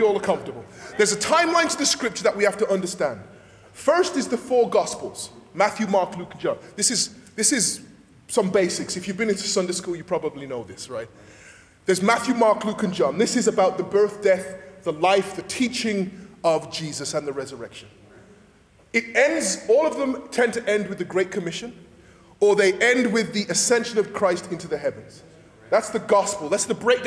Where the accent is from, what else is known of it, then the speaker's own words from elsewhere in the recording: England, United Kingdom; moved away; I'm from England, and one of the things you grow up with in the back of your head is that the English hate the French.